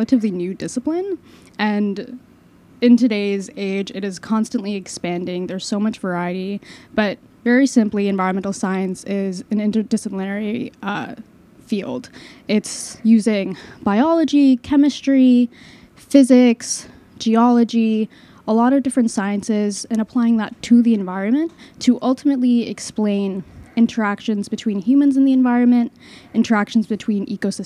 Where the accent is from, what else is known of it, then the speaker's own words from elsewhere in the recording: Long Island, New York, United States; I'm from Long Island